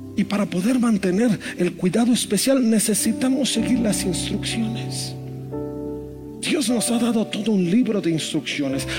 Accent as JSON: {"language": "Spanish", "town": "Monterrey", "region": "Nuevo León", "country": "Mexico", "said": "como buen regio"}